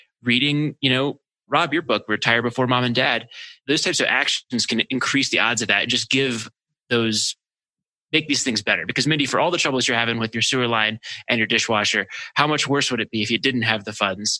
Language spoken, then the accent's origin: English; Maryland, United States; my hometown in Maryland